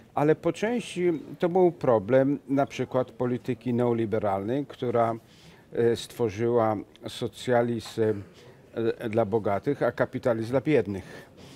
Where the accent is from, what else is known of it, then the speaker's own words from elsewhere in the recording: Venice, Veneto, Italy; moved away; jestem z Wenecji